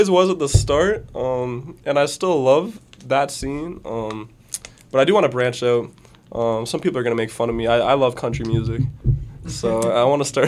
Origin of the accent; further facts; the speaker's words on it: Fergus, Ontario, Canada; Fergus. Bro. Yeah. Let's fucking go. I wanted to bring him out there just because it was like my hometown